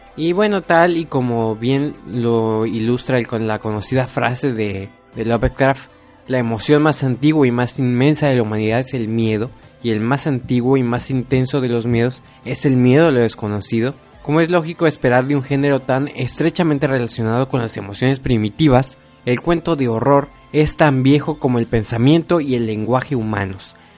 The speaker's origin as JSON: {"language": "Spanish", "country": "Mexico", "said": "yo siendo mexicano"}